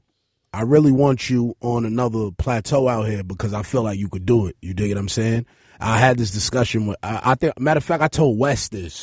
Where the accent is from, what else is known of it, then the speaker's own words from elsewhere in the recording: New York, United States; I'm from East New York.